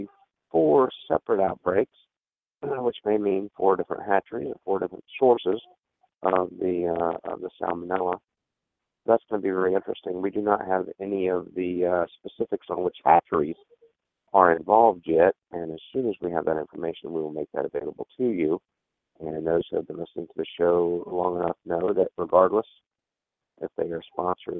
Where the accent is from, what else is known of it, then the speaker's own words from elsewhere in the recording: Georgia, United States; my home state of Georgia